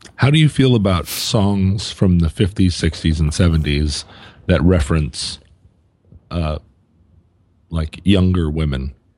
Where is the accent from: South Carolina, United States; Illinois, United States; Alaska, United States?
Alaska, United States; Anchorage; moved away; I was flying from Anchorage, Alaska, my hometown